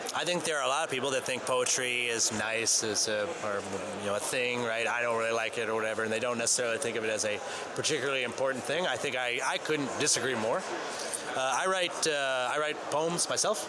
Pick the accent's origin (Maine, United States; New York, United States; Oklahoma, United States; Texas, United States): Maine, United States; I'm from Maine